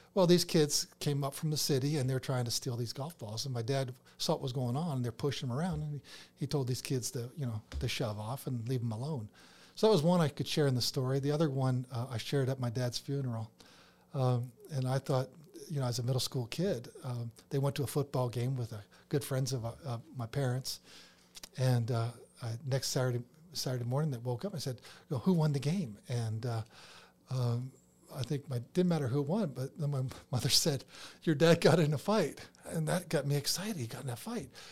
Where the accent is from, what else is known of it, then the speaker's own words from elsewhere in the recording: Toronto, Ontario, Canada; moved away as an adult; also born or lived in Pennsylvania, United States; now in Georgia, United States; I was, I was born in Pennsylvania, so lived there first to fourth, but then my dad got transferred up to Toronto, uh, Canada. And so fifth grade through, you know, college, uh, I lived up in Canada